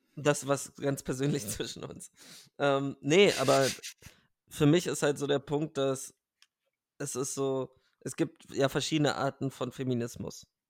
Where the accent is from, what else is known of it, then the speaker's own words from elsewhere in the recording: Bavaria, Germany; ich bin ja auch in Bayern aufgewachsen